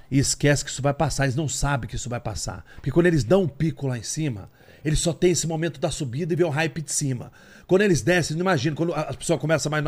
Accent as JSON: {"language": "Portuguese", "town": "Campinas", "region": "São Paulo", "country": "Brazil", "tie": "born there", "also_born_or_lived": "Porto Seguro", "moved": "as an adult", "said": "nasci em Campinas, interior de São Paulo."}